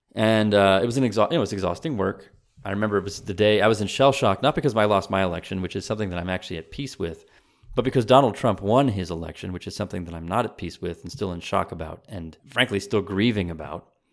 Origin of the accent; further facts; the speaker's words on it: United States; also born or lived in Texas; I am as American as anyone else